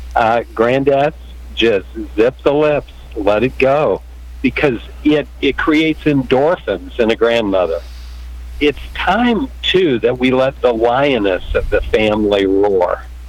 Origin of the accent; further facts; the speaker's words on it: Kansas, United States; also born or lived in California; I'm from Kansas